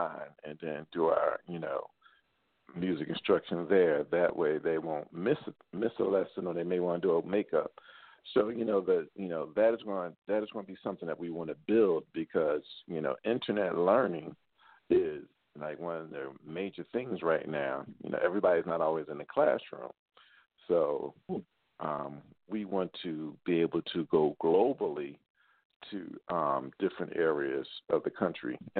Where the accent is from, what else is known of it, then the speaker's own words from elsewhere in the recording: Philadelphia, Pennsylvania, United States; now in Baltimore, United States; I'm Philly raised and, you know, Philly born.